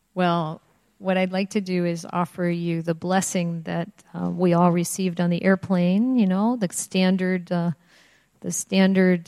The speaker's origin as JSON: {"language": "English", "region": "Indiana", "country": "United States", "tie": "born or raised there", "said": "I grew up in Indiana, which is I grew up near Chicago. It's in the Midwest"}